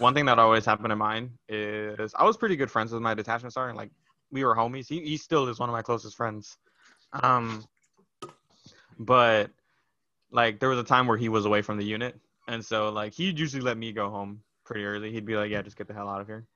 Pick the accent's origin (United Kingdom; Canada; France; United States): United States; Brownsville, Texas; moved away; I was born in Brownsville, Texas, so all the way down at the bottom